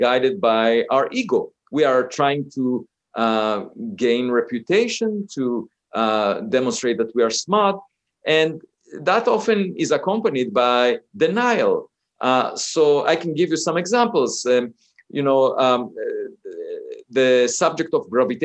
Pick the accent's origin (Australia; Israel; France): Israel; moved away; I grew up in Israel